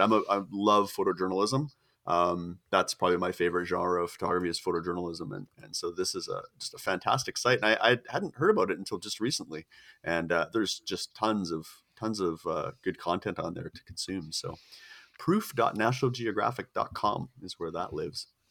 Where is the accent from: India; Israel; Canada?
Canada; I'm a, I'm a s, a poor starving Canadian